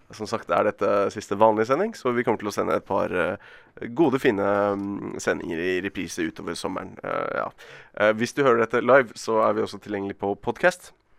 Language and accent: Norwegian; Bergen, Vestland, Norway; Som bergenser